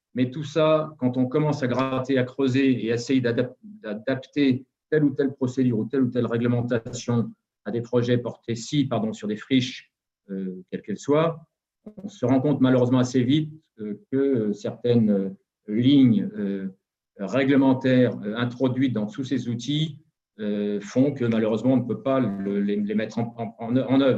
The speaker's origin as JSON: {"language": "French", "town": "Saint-Étienne", "region": "Auvergne-Rhône-Alpes", "country": "France", "said": "je suis stéphanois, donc à Saint-Étienne"}